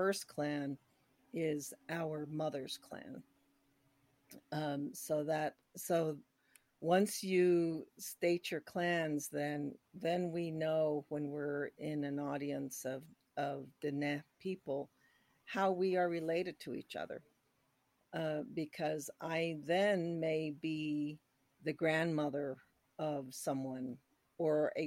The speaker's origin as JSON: {"language": "English", "town": "Chinle", "region": "Arizona", "country": "United States", "tie": "born or raised there", "moved": "yes", "lives_now": "New Mexico, United States", "said": "originally I'm from Chinle, Arizona, which is right in the middle of the Navajo Nation."}